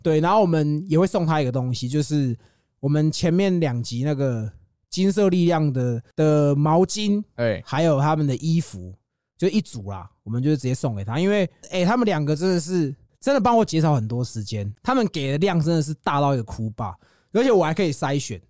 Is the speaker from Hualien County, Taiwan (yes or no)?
no; Yonghe, New Taipei, Taiwan; also born or lived in Zhonghe, New Taipei; 我也是中永和人啊。哦。我在永和长大，后来我也搬去中和住，啊，我现在又回来永和啊